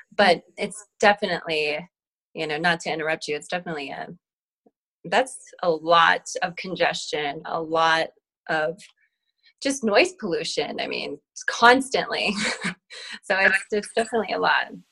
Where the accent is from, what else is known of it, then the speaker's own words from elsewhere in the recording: New Mexico, United States; My family has been Native New Mexicans for many lineages